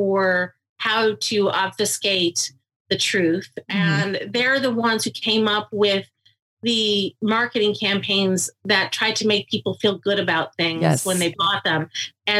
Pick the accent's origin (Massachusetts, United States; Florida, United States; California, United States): Massachusetts, United States; near Boston; I grew up near Boston